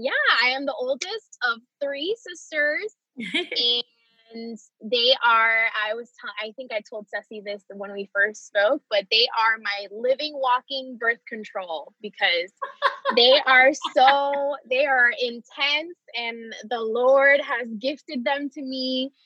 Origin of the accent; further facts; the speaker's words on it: Florida, United States; also born or lived in Puerto Rico; So like I said, I was born in Puerto Rico and I moved to Florida when I was either I was about to turn 8 or I was already 8.